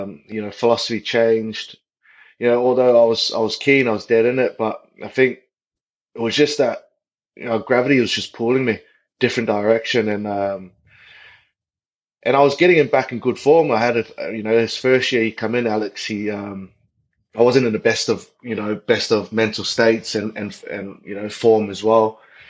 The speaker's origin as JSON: {"language": "English", "region": "Auckland", "country": "New Zealand", "tie": "born or raised there", "moved": "yes", "said": "a little South Auckland kid growing up in Otara."}